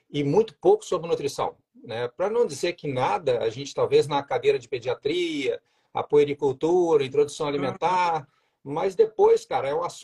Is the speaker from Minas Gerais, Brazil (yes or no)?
yes; Juiz de Fora, Minas Gerais, Brazil; also born or lived in Rio de Janeiro; now in Joinville, Brazil; eu sou mineiro, né? Sou de Juiz de Fora. Aí fiz a minha faculdade na Federal de Juiz de Fora, depois fui para o Rio de Janeiro, morei cinco anos lá